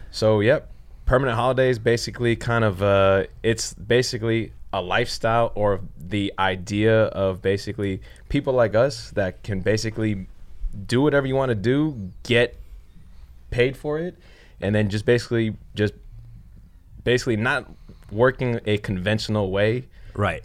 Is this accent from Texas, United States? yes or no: no; San Francisco, California, United States; also born or lived in Hong Kong; moved back to San Francisco. That's where I'm from